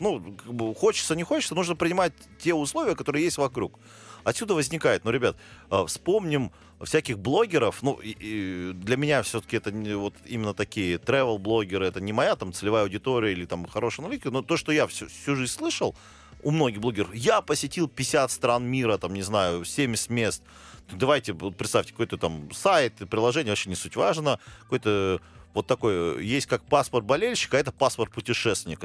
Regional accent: Pyatigorsk, Stavropol Krai, Russia; я родом из Пятигорска

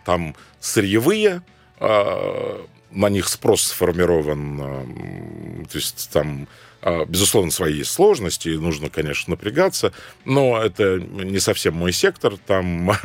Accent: Cairo, Cairo Governorate, Egypt; now in Moscow, Russia; Родился я в Каире

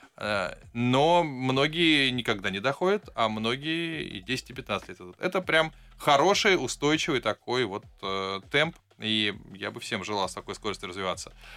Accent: Saint Petersburg, Russia; Как человек, выросший а, в районе под названием Веселый поселок

